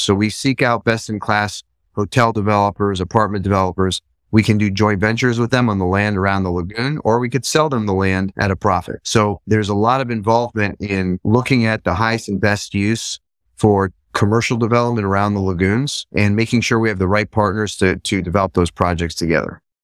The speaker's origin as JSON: {"language": "English", "town": "Boca Raton", "region": "Florida", "country": "United States", "tie": "born or raised there", "also_born_or_lived": "Israel", "said": "I'm, uh, originally born in Israel, grew up in South Florida. I grew up in Boca Raton."}